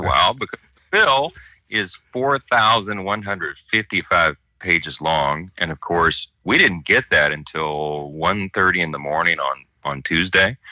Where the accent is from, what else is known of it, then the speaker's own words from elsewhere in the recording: Louisiana, United States; my hometown in Louisiana